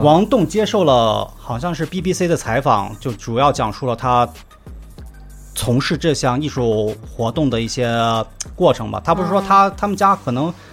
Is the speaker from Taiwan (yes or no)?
no; Lanzhou, Gansu, China; accent: Lanzhou dialect; 就像我们兰州话说